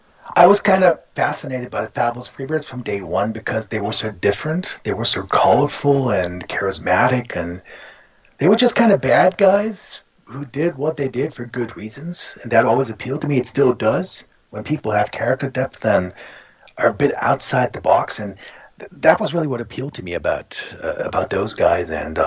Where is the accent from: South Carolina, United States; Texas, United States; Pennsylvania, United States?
Texas, United States; moved away; I grew up in Texas